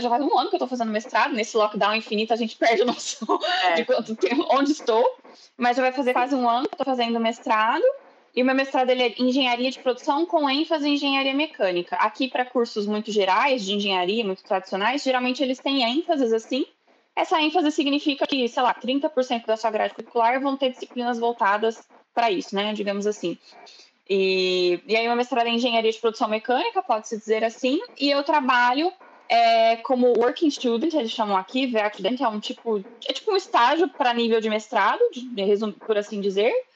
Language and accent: Portuguese; Ribeirão Preto, São Paulo, Brazil; moved away as an adult; also born or lived in Bauru, Brazil; now in Germany; eu sou do interior de São Paulo, sou de Ribeirão Preto